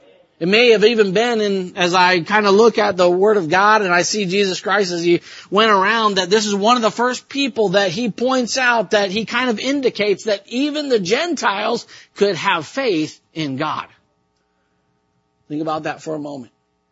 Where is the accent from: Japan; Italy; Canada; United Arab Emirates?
Japan; sometimes I believe that I had some kind of haughty thoughts like that as, you know, I grew up in Japan. I know how to speak the language.